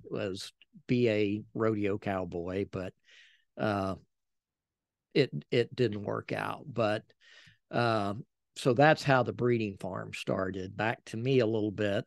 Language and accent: English; San Antonio, Texas, United States; also born or lived in Helotes; we lived, we grew up in San Antonio in Castle Hills